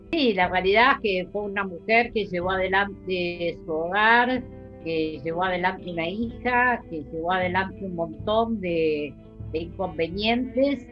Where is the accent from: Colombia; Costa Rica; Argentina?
Argentina; Buenos Aires; Yo nací en la ciudad autónoma de Buenos Aires